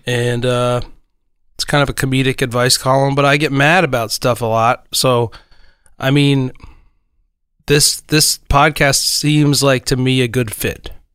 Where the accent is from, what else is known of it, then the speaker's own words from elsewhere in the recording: New Canaan, Connecticut, United States; I'm from New Canaan, Connecticut